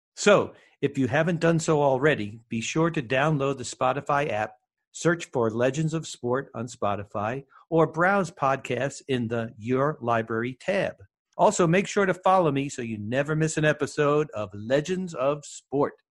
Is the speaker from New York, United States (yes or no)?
yes; New York City, New York, United States; I grew up in Brooklyn as a high school